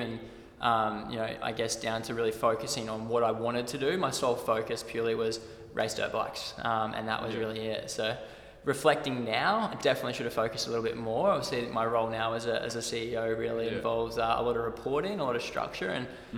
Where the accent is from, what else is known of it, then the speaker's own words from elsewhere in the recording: Redland City, Queensland, Australia; I'm from the Redlands, out in the Bayside, and grew up on the water.